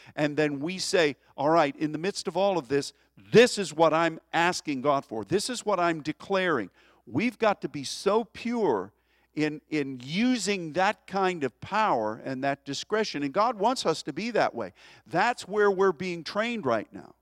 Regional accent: United States; as an American

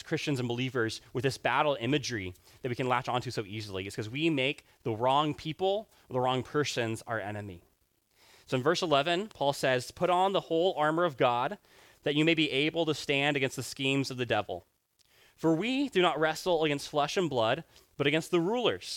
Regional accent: Rwanda; I grew up in Rwanda

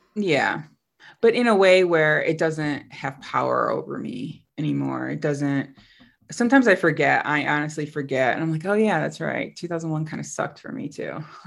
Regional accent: upstate New York, United States; moved away as an adult; also born or lived in Costa Rica; it's my hometown, um, you know, small city in upstate New York.

